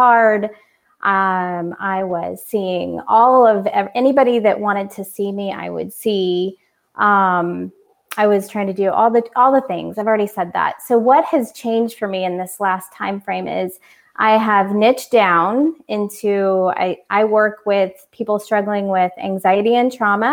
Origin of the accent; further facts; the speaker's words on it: Orlando, Florida, United States; moved away as an adult; also born or lived in California; I moved from California to Orlando, back to my home